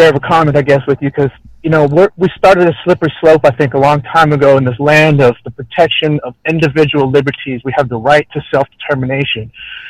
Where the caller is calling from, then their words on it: Texas, United States; I'm out of Central Texas.